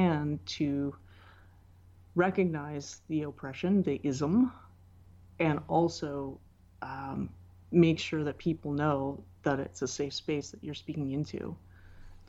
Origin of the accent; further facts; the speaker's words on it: Canada; I'm Canadian